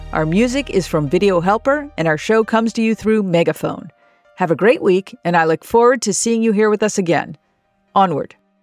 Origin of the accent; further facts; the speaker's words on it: New York, United States; I'm a New Yorker.